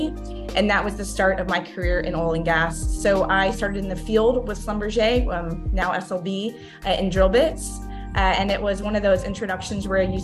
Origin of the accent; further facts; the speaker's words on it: Texas, United States; I born and raised in Texas